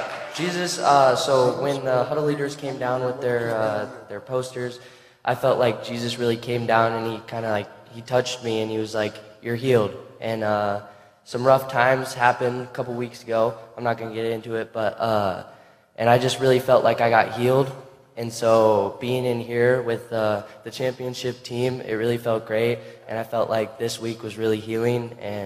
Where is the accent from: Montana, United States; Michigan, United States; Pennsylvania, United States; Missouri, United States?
Montana, United States; I come here from Montana